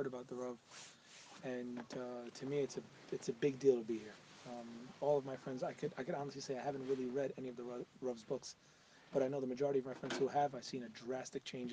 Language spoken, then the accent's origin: English; New York City, New York, United States; I'm from New York, born and raised in Queens.